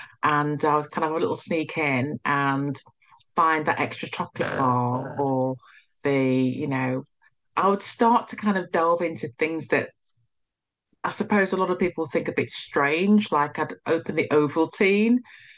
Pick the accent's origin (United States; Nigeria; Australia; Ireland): Nigeria; now in United Kingdom; You know, I'm Nigerian. We came to, you know, to the country, England